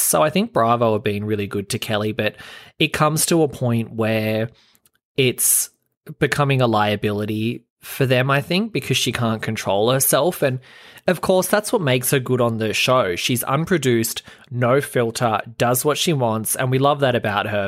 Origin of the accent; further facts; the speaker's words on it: Australia; I'm Australian